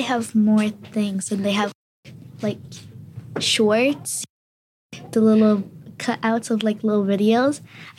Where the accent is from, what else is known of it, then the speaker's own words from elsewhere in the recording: New York City, New York, United States; I was born in Queens.